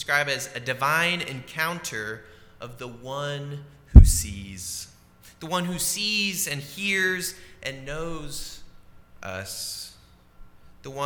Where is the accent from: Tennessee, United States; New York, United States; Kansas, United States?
Tennessee, United States; Nashville; moved away as an adult; now in Memphis, United States; my hometown of Nashville